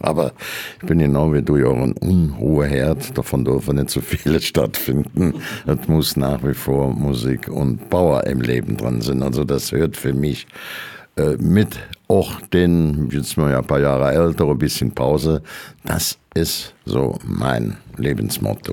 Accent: Frechen, North Rhine-Westphalia, Germany; accent: Kölsch; moved away as an adult; also born or lived in Brühl; now in Saarland, Germany; in brühl geboren, das ist zehn Kilometer vom Kölner Dom weg, bin dann in Frechen aufgewachsen

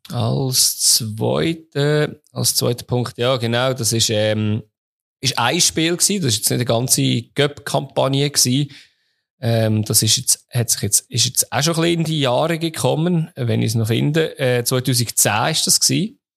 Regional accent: Switzerland; bei uns in der Schweiz

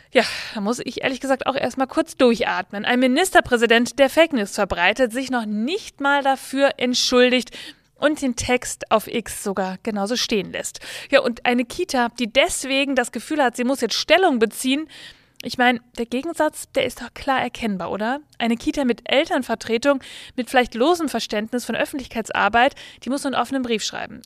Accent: Bavaria, Germany; Ich komme ja aus Bayern

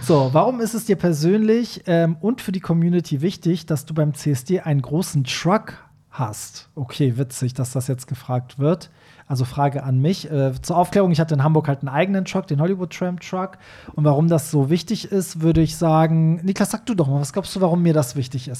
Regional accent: Iran; now in Germany; als Iraner, äh, also der aus einem Land kommt, wo halt Schwule bis heute irgendwie ermordet werden

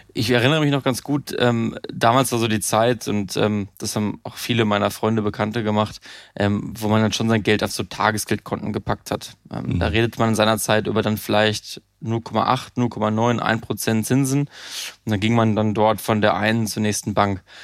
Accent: Münsterland, North Rhine-Westphalia, Germany; moved away; ich komme äh, aus dem Münsterland, einem kleinen Dorf 1000, 1500 äh, Einwohner, habe Abitur gemacht

